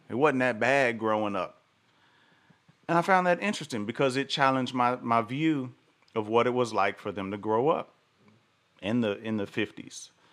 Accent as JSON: {"language": "English", "region": "the South", "country": "United States", "tie": "born or raised there", "said": "I live in the South. I grew up in the South"}